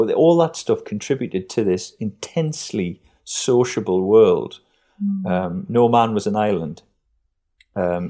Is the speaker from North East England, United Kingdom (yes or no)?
yes; New Hartley, North East England, United Kingdom; I grew up in New Hartley